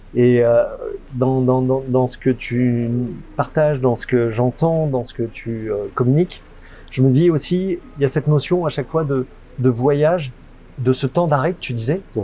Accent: France; en tant que Français, on n'a pas cette culture-là

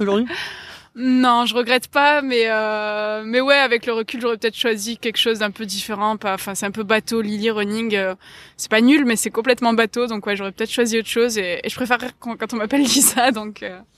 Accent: Marseille, Provence-Alpes-Côte d'Azur, France; j'ai grandi à Marseille, enfin j'ai grandi juste à côté de Marseille jusqu'à mes 8 ans et ensuite en, centre-ville

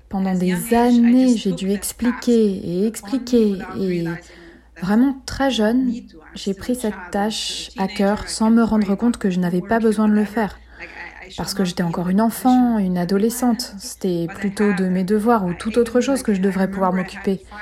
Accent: Germany; je me sens européenne, je me sens allemande, et que c'est là que je vis, c'est mon pays d'origine

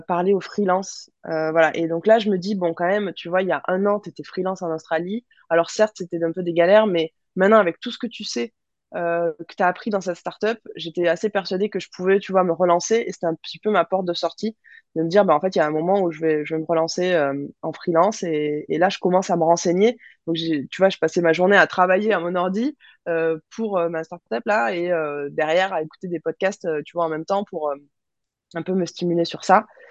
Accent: Toulouse, Occitania, France; also born or lived in Melbourne; en grandissant à Toulouse

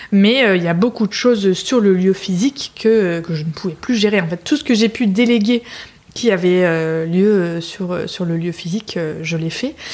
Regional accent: Lille, Hauts-de-France, France; moved away as an adult; also born or lived in United States / Mexico; je suis lilloise d'origine. je suis partie quelques temps pour faire mes études. J'ai vécu un peu à l'étranger aussi, aux États-Unis, au Mexique.

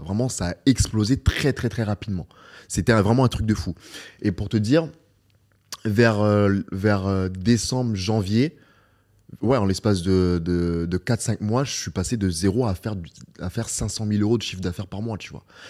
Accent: Beauvais, Hauts-de-France, France; moved away as an adult; now in Dubai, United Arab Emirates; ma ville natale, à Beauvais

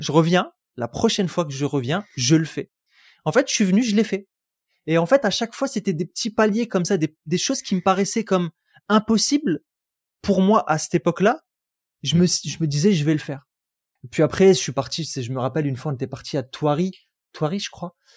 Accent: Roubaix, Hauts-de-France, France; moved away as an adult; j'ai grandi à Roubaix, j'aurais jamais cru que j'allais quitter Roubaix.

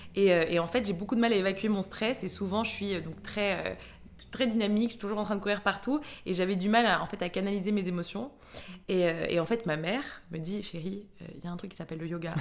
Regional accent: Mexico; moved away; j'ai grandi au Mexique

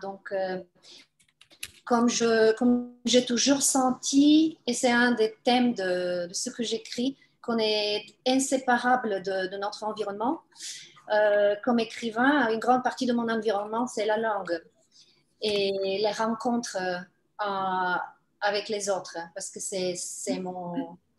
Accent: Bulgaria; first language Bulgarian; French is a second language; moved away; c'est toujours à partir du bulgare. Euh, c'est grâce au bulgare que j'ai accès à toutes les langues slaves

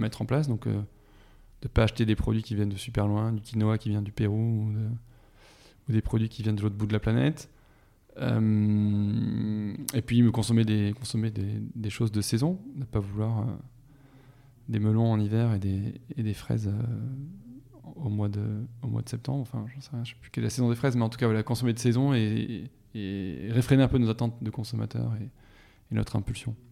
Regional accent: Toulouse, Occitania, France; moved away as an adult; also born or lived in Paris; je suis de Toulouse à l'origine, je suis toulousain, j'ai passé 20 ans

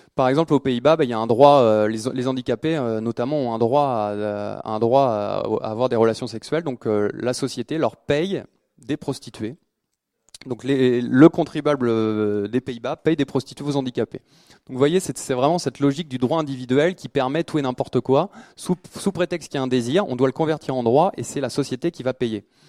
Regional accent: France; en tant que Français

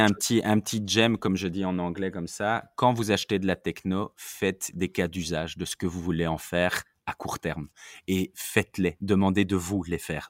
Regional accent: Belgium; je suis belge, en Belgique

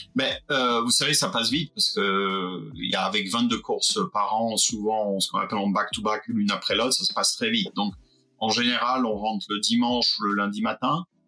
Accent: Fréjus, Provence-Alpes-Côte d'Azur, France; je viens du sud de la France, euh, pas loin de, Monaco, je viens de Fréjus

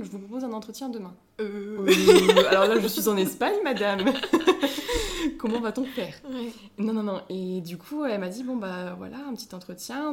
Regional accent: Cornouaille, Brittany, France; je suis de Cornouailles

